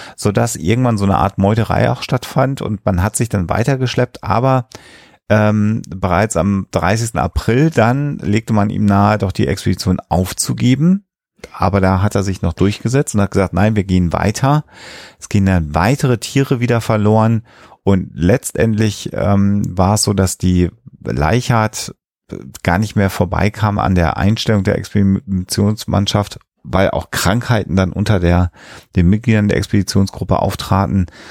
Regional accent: Germany; Bei uns in Deutschland

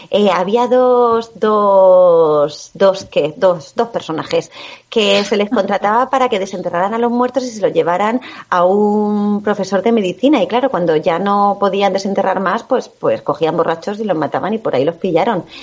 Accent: Guardamar del Segura, Valencian Community, Spain; ¿Sabéis qué pasó aquí en Guardamar, en mi pueblo?

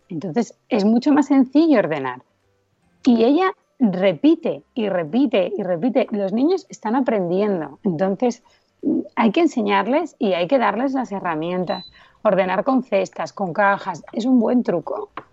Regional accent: Asturias, Spain; now in Madrid, Spain; soy asturiana

